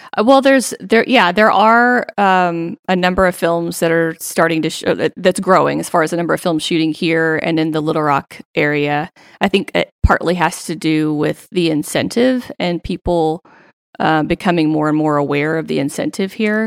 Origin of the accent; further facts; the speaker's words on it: Central Arkansas, United States; also born or lived in Bentonville, Arkansas; originally born and raised in Central Arkansas